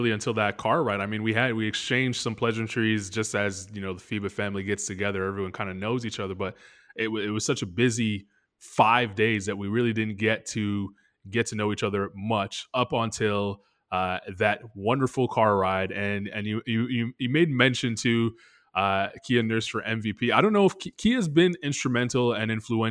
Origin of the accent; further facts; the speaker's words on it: Canada; now in Charlotte, United States; I am a Canadian